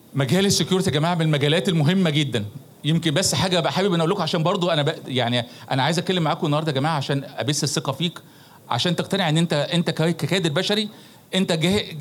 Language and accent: Arabic; Egypt; احنا مش ناقصنا اي حاجه كمصريين